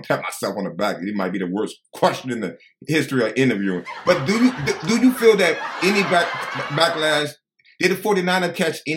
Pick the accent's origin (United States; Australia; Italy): United States; Chicago, Illinois; I'm from Chicago.